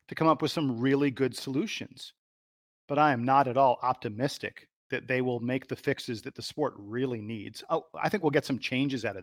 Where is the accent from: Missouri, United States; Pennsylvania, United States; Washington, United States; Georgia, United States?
Georgia, United States; Atlanta; the Atlanta Hawks, my hometown Hawks